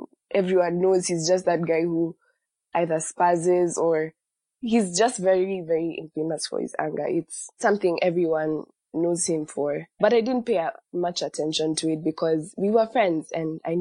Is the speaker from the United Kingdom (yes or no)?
no; Nairobi, Kenya; I am from Nairobi, Kenya